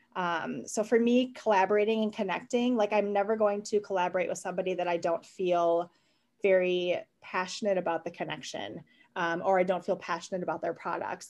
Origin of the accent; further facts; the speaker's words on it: Wisconsin, United States; I was born and raised in Wisconsin, um, a total Midwestern girl